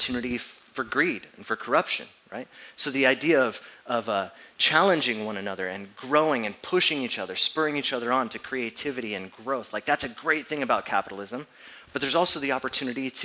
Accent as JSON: {"language": "English", "town": "San Diego", "region": "California", "country": "United States", "tie": "born or raised there", "moved": "as an adult", "said": "born and raised in San Diego"}